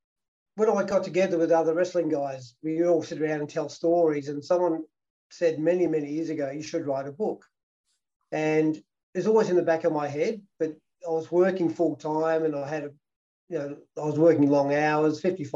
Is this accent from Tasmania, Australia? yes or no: no; Victoria, Australia; Oh, it was great. Maui was fantastic. Like, it was a town, people, all the 10-pound poms basically came out from England, and there was Dutch peopl